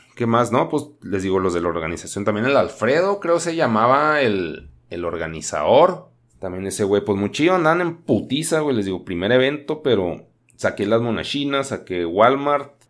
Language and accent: Spanish; Chihuahua, Mexico; Yo soy de Chihuahua